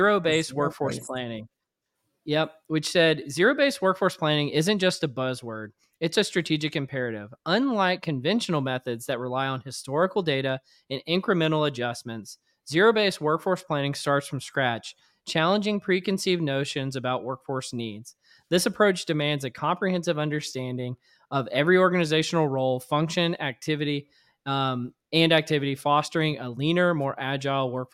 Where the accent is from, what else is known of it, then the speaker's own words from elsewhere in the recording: Louisiana, United States; I grew up in Louisiana